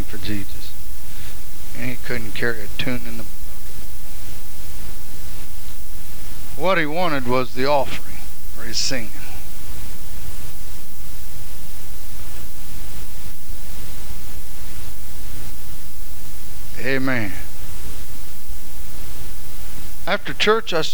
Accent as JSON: {"language": "English", "town": "Hutchinson", "region": "Kansas", "country": "United States"}